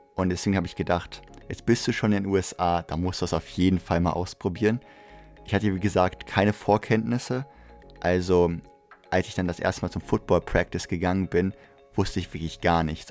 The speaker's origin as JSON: {"language": "German", "country": "Germany", "said": "ich bin Deutscher"}